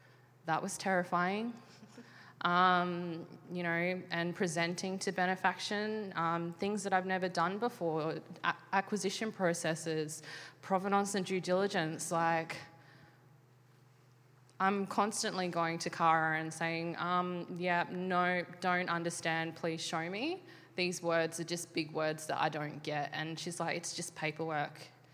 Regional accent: Australia; I'm 28, I'm gay, I'm female, I work in the arts, I'm Aboriginal, I'm Filipino, like Australia hates me.

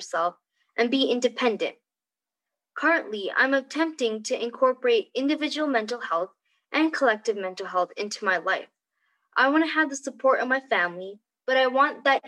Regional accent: Albuquerque, New Mexico, United States; I was born and brought up in Albuquerque, Mexico, to an Indian family

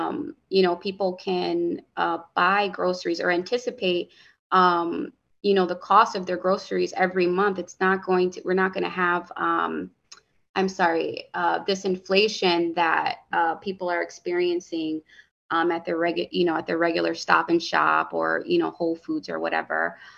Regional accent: Hartford, Connecticut, United States; growing up in Hartford, the bodegas, the corner store, they fed me and my sisters.

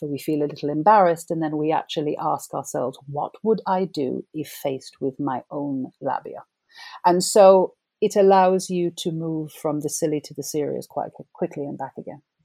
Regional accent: Jamaica; moved away as an adult; also born or lived in England; now in United Kingdom; I grew up in Jamaica.

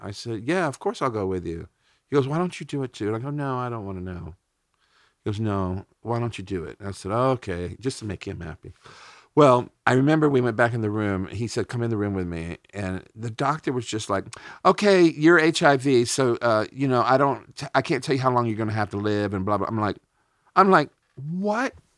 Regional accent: United States; as an American

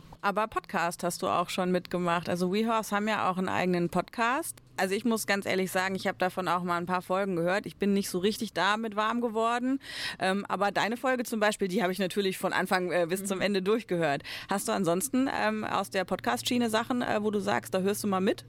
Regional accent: Germany; bei uns in Deutschland

